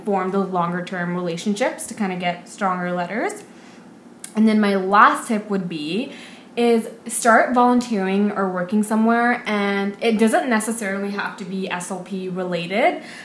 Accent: Vancouver, British Columbia, Canada; I'm from Vancouver

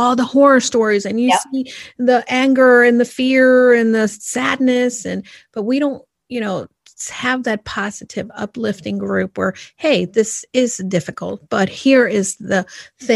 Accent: New York, United States; now in Connecticut, United States; someone who lives here in Connecticut, but I'm like, no. I came from New York

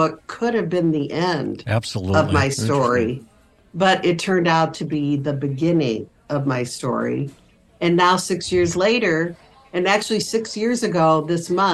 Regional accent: Iowa, United States; moved away as an adult; also born or lived in Wisconsin; I was born and raised in Iowa, the youngest of five girls in a Catholic household

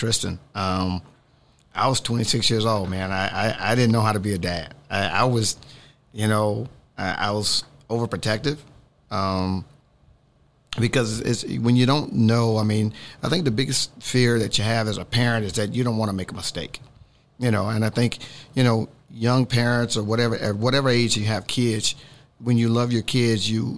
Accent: the South, United States; I grew up in the South

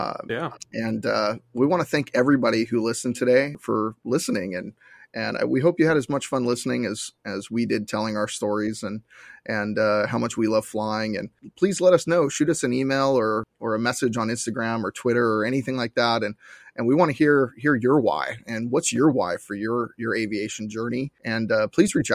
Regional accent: Southern California, United States; we're from Southern California

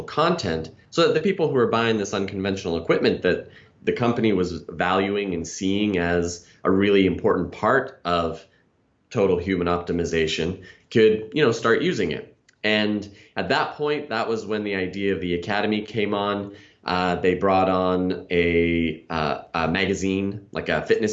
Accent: Canada; moved away; I'm originally from Canada

